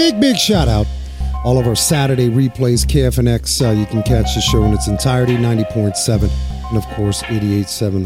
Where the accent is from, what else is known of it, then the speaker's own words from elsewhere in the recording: New York City, New York, United States; also born or lived in Germany; I was right across the way, the Harlem River in Washington Heights